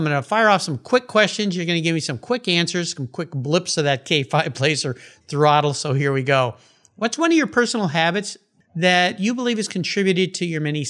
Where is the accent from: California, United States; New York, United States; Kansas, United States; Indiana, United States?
California, United States; San Diego; When I grew up down in the San Diego area